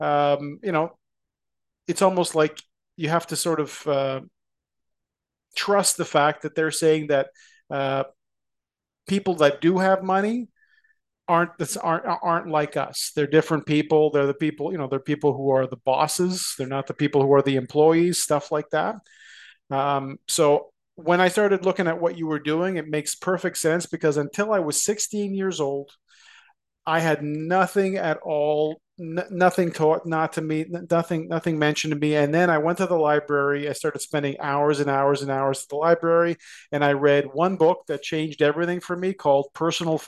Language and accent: English; Toronto, Ontario, Canada; I grew up in the Scarborough community of Toronto